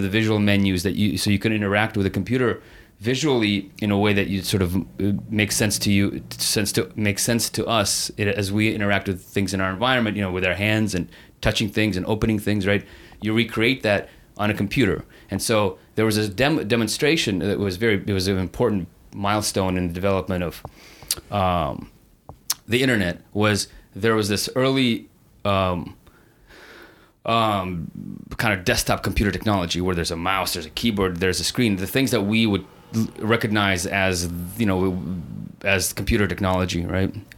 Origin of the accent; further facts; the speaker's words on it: San Francisco, California, United States; now in Los Angeles, United States; when I grew up in San Francisco